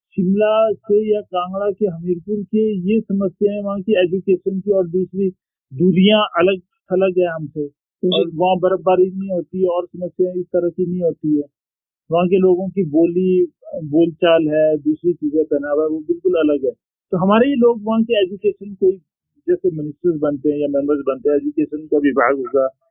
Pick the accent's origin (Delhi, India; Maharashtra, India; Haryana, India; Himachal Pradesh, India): Himachal Pradesh, India; Lahaul; also born or lived in Manali; मैं लाहौल से बिलोंग करता हूँ